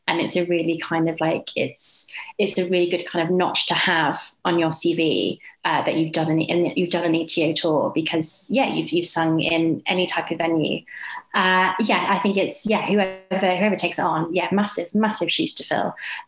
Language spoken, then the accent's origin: English; Nottingham, East Midlands, United Kingdom; moved away as an adult; also born or lived in Leeds; now in London, United Kingdom; I'm from the regions. I'm from Nottingham and then went to university in Leeds and then lived in Leeds very happily in postgrad life. And then I've been in London for the past 7 years. So I don't really have a home anymore, kind of from all three of those places.